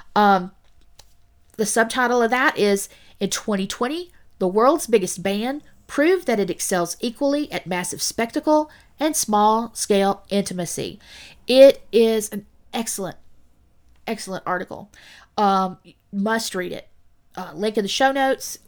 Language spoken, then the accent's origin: English; United States; the U S A, my home country